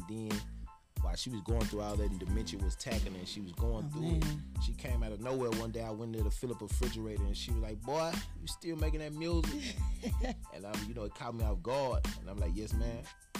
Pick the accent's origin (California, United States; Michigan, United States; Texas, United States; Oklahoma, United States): Texas, United States; Austin; also born or lived in Copperas Cove, Texas; I'm not from Killeen. I'm from Austin, Texas, Dual Springs, Southside.